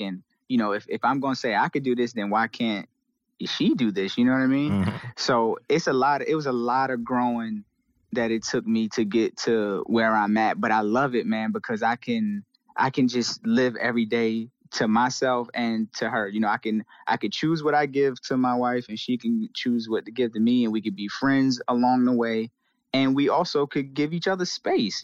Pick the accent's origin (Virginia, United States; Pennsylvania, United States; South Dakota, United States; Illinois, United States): Virginia, United States; Portsmouth; I'm from Portsmouth, Seven Cities